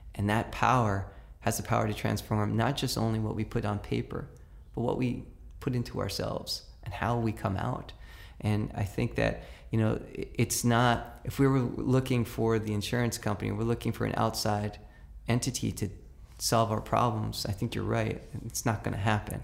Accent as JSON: {"language": "English", "town": "New York City", "region": "New York", "country": "United States", "tie": "born or raised there", "said": "When I grew up in New York City, every mother and every grandmother on the block had a right to chastise you"}